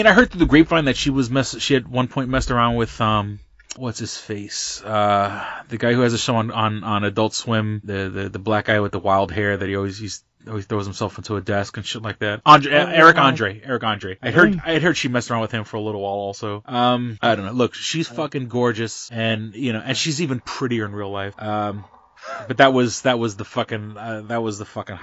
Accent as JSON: {"language": "English", "town": "New York City", "region": "New York", "country": "United States", "said": "I'm from the Lower East Side"}